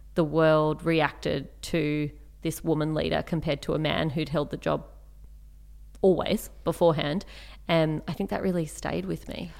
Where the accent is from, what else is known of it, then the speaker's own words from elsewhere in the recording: Canberra, Australian Capital Territory, Australia; I grew up in Canberra